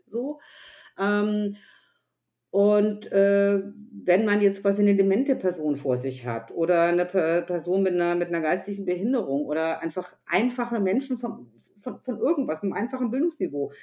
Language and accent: German; Upper Franconia, Bavaria, Germany; Ich bin ja aus Oberfranken